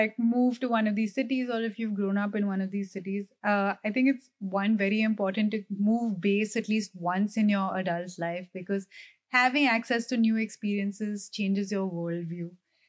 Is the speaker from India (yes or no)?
yes; Delhi, India; moved away as an adult; now in Mumbai, India; I'm from Delhi